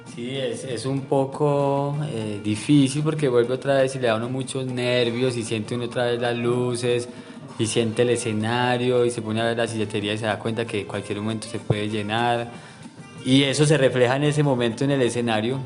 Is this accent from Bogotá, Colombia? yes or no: no; Manizales, Caldas, Colombia; de acá de la ciudad de Manizales.